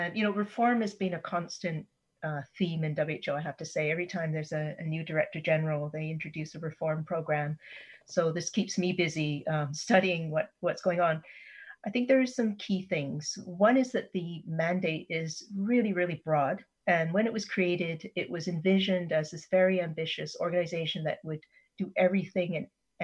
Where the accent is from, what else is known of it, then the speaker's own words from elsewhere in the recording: Canada; as a Canadian citizen